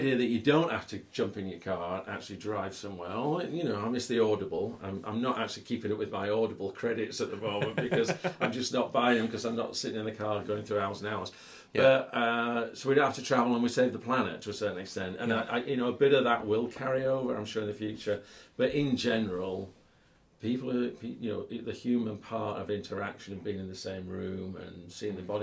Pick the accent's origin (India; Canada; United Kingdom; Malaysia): United Kingdom; we're British